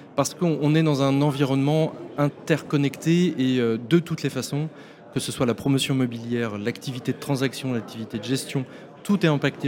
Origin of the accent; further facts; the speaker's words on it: Nantes, Pays de la Loire, France; on est nantais